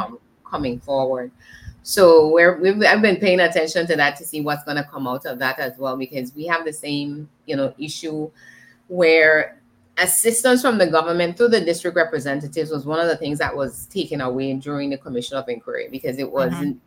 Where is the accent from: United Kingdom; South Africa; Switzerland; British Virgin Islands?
British Virgin Islands; I am from the British Virgin Islands